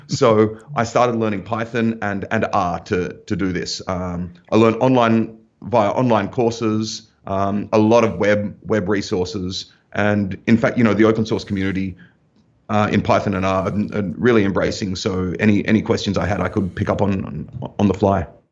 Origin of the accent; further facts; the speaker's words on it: Australia; moved away as an adult; also born or lived in Germany; I'm from Australia